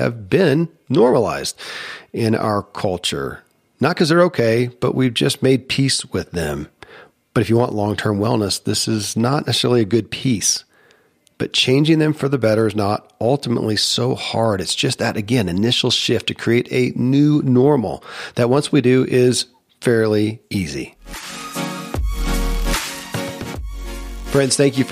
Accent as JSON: {"language": "English", "region": "Kentucky", "country": "United States", "tie": "born or raised there"}